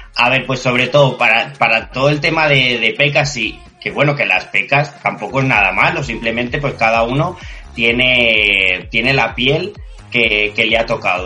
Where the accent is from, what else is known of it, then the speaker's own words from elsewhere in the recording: Albacete, Castilla-La Mancha, Spain; now in Madrid, Spain; Yo soy de Albacete, una ciudad muy cerquita a Madrid, y me pilló por aquí, por, mi tierra